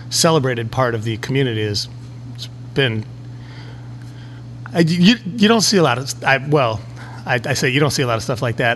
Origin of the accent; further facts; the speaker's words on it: Chicago, Illinois, United States; I grew up in Boys Town, which is not that far from where we are right now.